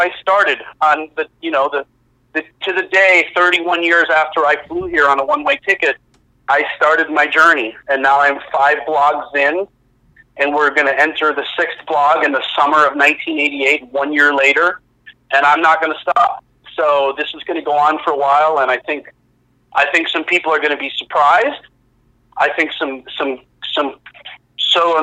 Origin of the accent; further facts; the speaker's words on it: Oshkosh, Wisconsin, United States; my hometown of Oshkosh, Wisconsin